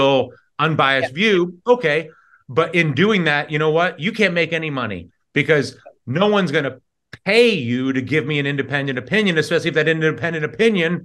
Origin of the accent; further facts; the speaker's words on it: New York, United States; I'm from New York